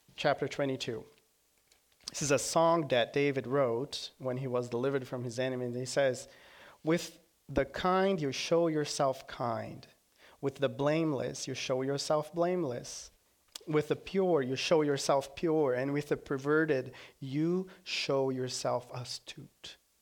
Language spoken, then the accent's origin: English; Brazil; moved away as an adult; now in United States; From Brazil